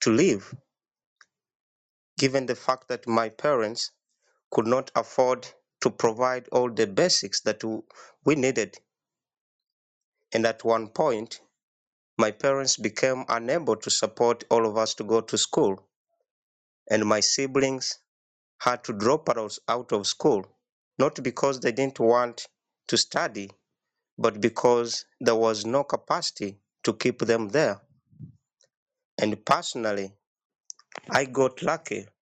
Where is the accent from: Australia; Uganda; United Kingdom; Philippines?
Uganda; from Uganda, and I'm the founder of the Rondiri Foundation Uganda.